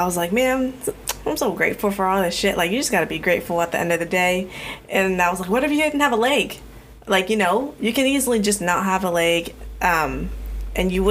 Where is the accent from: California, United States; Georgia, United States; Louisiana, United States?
California, United States; Sacramento; moved away as an adult; also born or lived in Chico; we literally just went to like our very first homes in Sac.